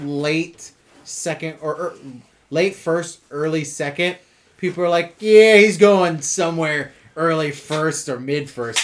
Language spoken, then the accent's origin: English; the South, United States; I ain't no Yankee. I'm from the South.